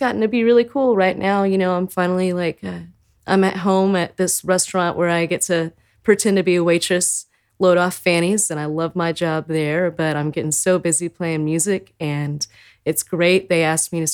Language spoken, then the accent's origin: English; San Marcos, Texas, United States; I grew up in San Marcos, Texas.